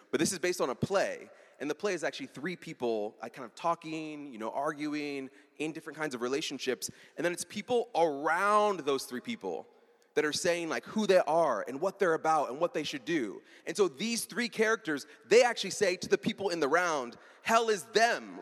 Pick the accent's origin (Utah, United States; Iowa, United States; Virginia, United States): Iowa, United States; I was raised in Iowa